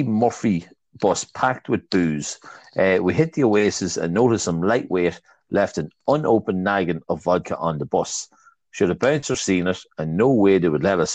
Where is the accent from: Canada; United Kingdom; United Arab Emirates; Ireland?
Ireland; Darver, County Louth; we're from Darvo